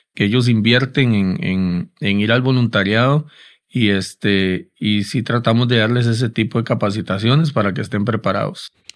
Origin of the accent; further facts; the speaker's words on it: Costa Rica; Es devastador para nosotros, ¿verdad? Como costarricenses